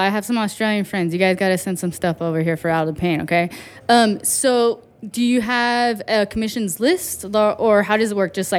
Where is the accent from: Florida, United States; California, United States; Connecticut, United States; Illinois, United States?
California, United States; Riverside; I grew up in Riverside